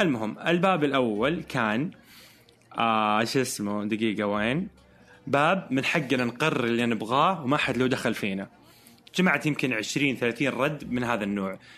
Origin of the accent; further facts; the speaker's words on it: Eastern Province, Saudi Arabia; moved away as an adult; now in Jeddah, Saudi Arabia; فإحنا كرجال سعوديين